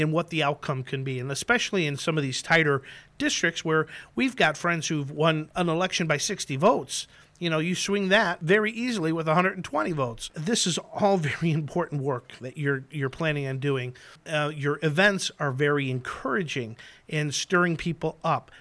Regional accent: Chicago, Illinois, United States; I grew up in Chicago.

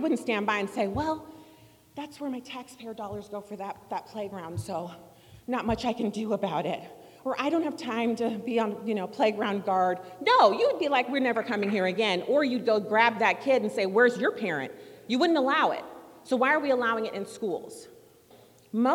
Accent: Germany; now in United States; And then, so I grew up in Germany, no baseball stadiums there.

